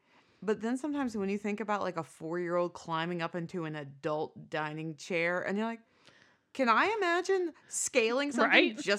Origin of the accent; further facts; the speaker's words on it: United States; born there; I was born in 83 in America.